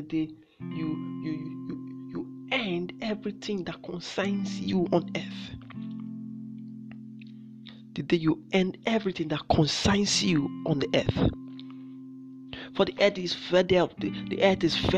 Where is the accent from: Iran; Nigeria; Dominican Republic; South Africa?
Nigeria; I'm from Nigeria